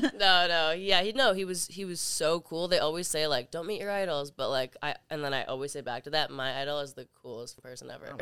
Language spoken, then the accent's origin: English; Toronto, Ontario, Canada; I'm from Canada, from Toronto